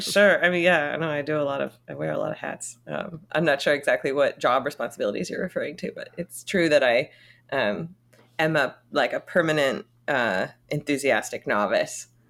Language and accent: English; Connecticut, United States; also born or lived in Florida; now in New York, United States; parents moved when I was eight months old to Connecticut, so I was raised primarily